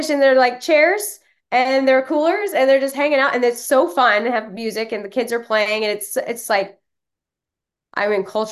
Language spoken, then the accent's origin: English; Texas, United States; moved away; also born or lived in Florida; I was born and raised in Texas, but raised by Yankees. My parents are from New York